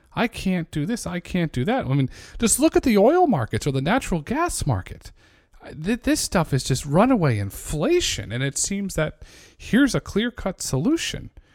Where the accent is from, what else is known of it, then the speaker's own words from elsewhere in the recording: New England, United States; I grew up in New England, and there's a lot of opportunities there